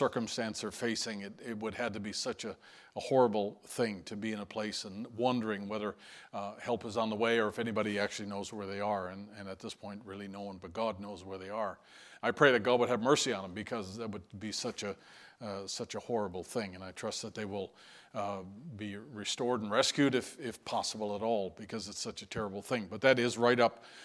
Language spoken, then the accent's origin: English; St. John's, Newfoundland and Labrador, Canada; moved away; out of St. John's, and you see that city listed in the news there. And that's my hometown